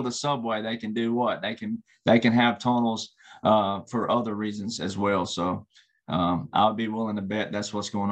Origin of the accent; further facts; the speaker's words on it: the South, United States; I grew up in the South, right? And I grew up in the Bible Belt.